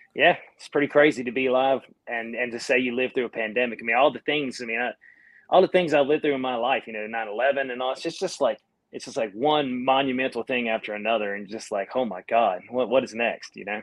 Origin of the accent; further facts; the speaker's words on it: North Carolina, United States; accent: Southern; I'm from North Carolina